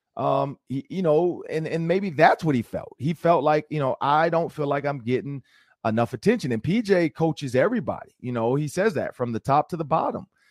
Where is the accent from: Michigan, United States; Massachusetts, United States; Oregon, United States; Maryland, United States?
Michigan, United States; Detroit; moved away; coming out of Detroit, that's all we wore was Air Force Ones